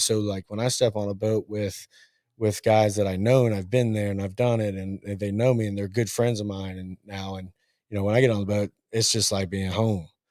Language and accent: English; Richmond, Virginia, United States; moved away as an adult; also born or lived in Murray, Kentucky / Columbia, South Carolina / Kentucky; born in Murray, Kentucky. I was raised in Richmond, Virginia.